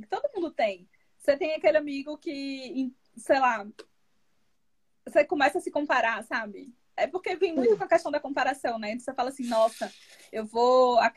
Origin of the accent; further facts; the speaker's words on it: Northeast Region, Brazil; a gente é nordestina